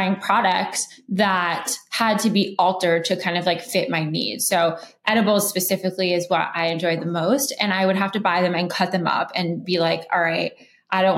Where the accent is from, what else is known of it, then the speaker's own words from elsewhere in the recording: Los Angeles, California, United States; I grew up in Los Angeles